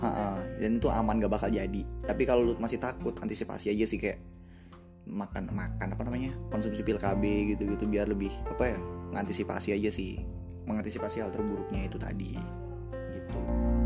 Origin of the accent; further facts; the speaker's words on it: Jakarta, Indonesia; now in Malang, Indonesia; waktu dulu, waktu di Jakarta, sebelum pindah ke Malang. Iya, jadi asal gua Jakarta